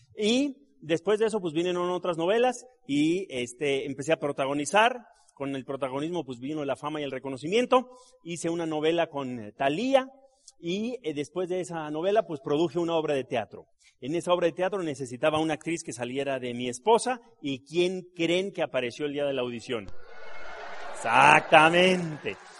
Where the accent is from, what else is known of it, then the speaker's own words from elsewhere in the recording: Mexico City, Mexico; yo me crié aquí. Yo soy de Gabriel Mancera entre San Lorenzo y Miguel Laurent. Yo ahí me crié